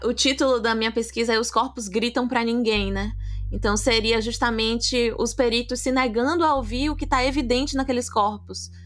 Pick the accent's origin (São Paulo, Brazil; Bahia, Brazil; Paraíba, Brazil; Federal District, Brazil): Bahia, Brazil; Salvador; sou de Salvador, sou apaixonada pela minha cidade